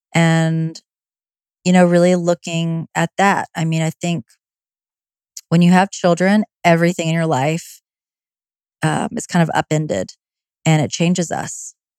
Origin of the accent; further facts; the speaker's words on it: the South, United States; I'm from the South